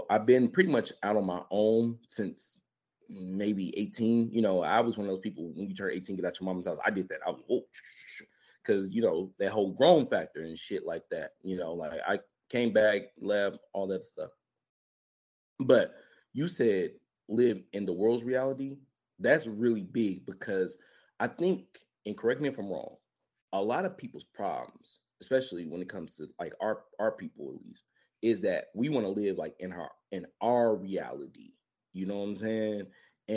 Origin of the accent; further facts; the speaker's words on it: Memphis, Tennessee, United States; We lost a real one this week from my hometown